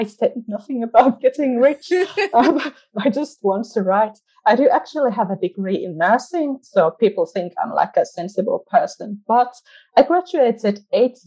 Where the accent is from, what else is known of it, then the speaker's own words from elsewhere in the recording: Finland; accent: part Finnish, but part British and part like growing up watching Friends; English is a second language; also born or lived in England; I'm from Finland. I was born here and now I'm kind of stuck here.